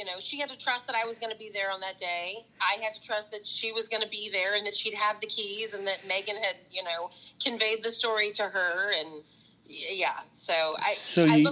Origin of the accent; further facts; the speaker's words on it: St. Louis, Missouri, United States; moved away as an adult; also born or lived in New York; I grew up in North County. So I'm from St. Louis, Hazelwood Central